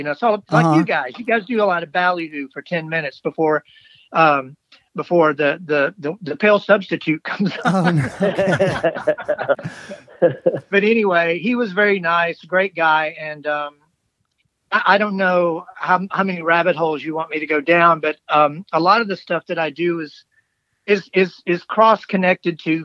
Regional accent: Tupelo, Mississippi, United States; moved away as an adult; also born or lived in Baldwyn, Mississippi; now in Memphis, United States; I'm from Tupelo. I was conceived in Tupelo, and I was born in Baldwin, Mississippi.

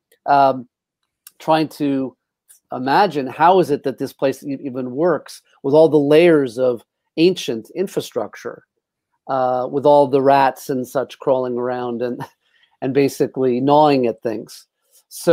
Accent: New York City, New York, United States; moved away as an adult; also born or lived in Long Island / Marin County; I'm originally from New York and grew up, mostly between Long Island and New York City, but a lot more in New York City

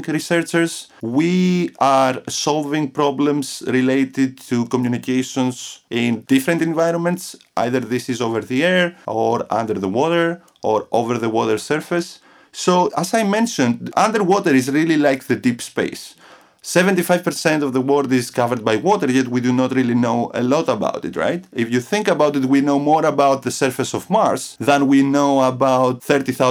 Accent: Athens, Attica, Greece; moved away as an adult; also born or lived in Crete, Greece / Buffalo, New York, United States; I was born in Athens, Greece, in 1986

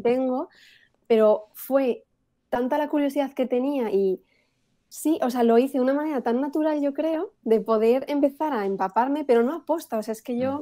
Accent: Spain; mi familia española, todos somos españoles, nadie era bilingüe ni nada. Entonces yo empiezo en el colegio, aquí en España

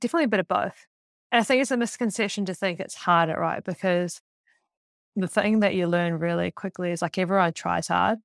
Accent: Auckland, New Zealand; I grew up in Auckland, just outside of Auckland before the Super City.

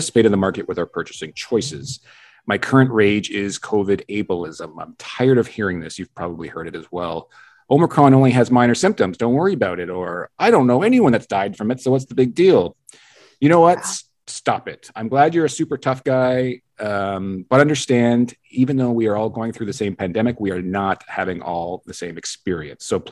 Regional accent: British Columbia, Canada; moved away; I'm originally from British Columbia

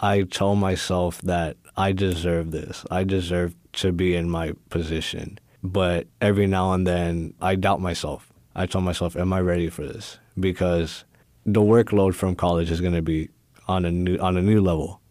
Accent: Houston, Texas, United States; I was born and raised here in Houston, in A Leaf

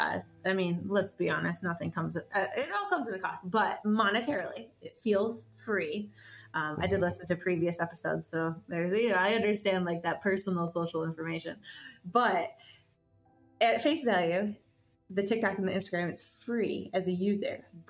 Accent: Michigan, United States; now in Charlotte, United States; I'm from Michigan

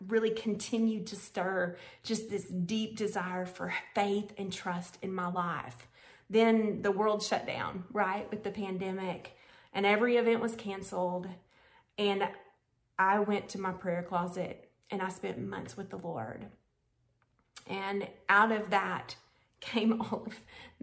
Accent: Conway, Arkansas, United States; here in my hometown of Conway, Arkansas

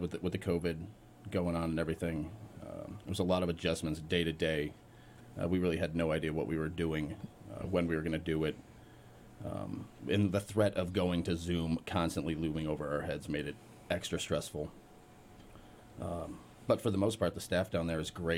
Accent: Lanesborough, Massachusetts, United States; also born or lived in Southern California; Moved here right before third grade, lived in Lanesboro pretty much my entire childhood

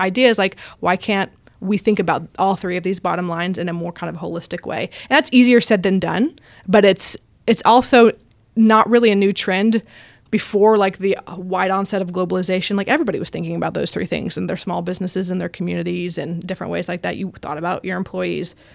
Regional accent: Houston, Texas, United States; now in Austin, United States; I'm from Houston, um, but have lived the last doing quick math in my head. Eight, eight years, eight years here in Austin.

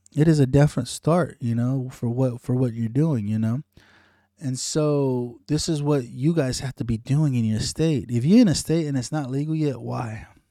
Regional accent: United States; as an American citizen

